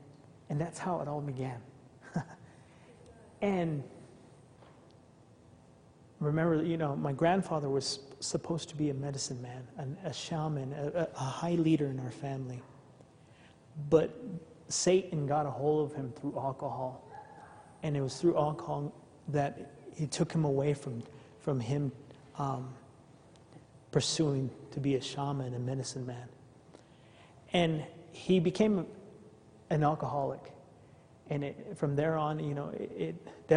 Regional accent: Navajo Nation, United States; also born or lived in Arizona; I come from the Native American culture, the Navajo tribe

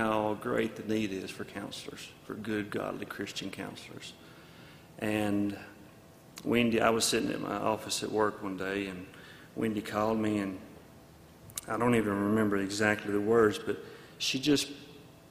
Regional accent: North Alabama, United States; moved away; we're from North Alabama

